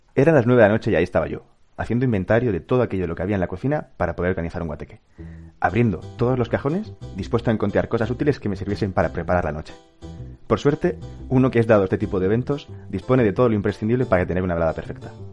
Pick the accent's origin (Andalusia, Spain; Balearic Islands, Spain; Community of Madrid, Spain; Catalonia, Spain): Andalusia, Spain; Almería; moved away as an adult; also born or lived in Barcelona / Granada; yo nací, nací en Barcelona como tú, es verdad que estuve más años que tú, estuve hasta los nueve, luego me mudé a Almería, de nueve a dieciocho prácticamente